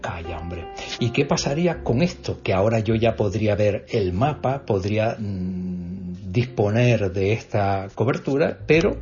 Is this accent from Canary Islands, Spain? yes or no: yes; Tazacorte, Canary Islands, Spain; mi pueblo